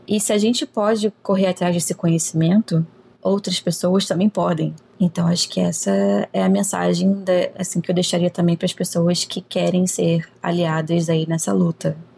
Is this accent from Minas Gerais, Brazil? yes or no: no; Rio de Janeiro, Brazil; Sou nascida e criada no Rio de Janeiro